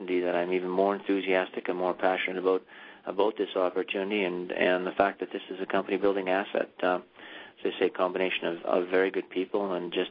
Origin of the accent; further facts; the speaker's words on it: South Porcupine, Ontario, Canada; I grew up and was born and raised in South Park Bend, actually at the mine site villages of Dome and Domex.